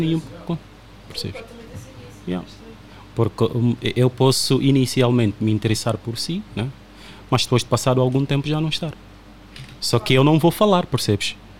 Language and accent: Portuguese; Uíge, Angola; now in Portugal; eu sou do Ije